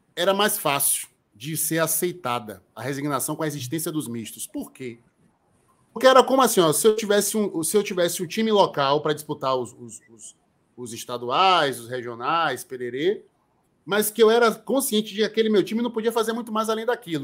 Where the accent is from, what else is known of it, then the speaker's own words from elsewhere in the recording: Salvador, Bahia, Brazil; eu cresci no Joelho da Federação e andando para Fonte Nova